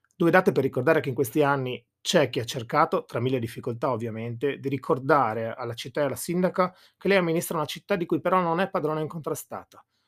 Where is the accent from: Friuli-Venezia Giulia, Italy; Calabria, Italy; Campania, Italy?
Friuli-Venezia Giulia, Italy; Monfalcone; dalle nostre parti monfalconesi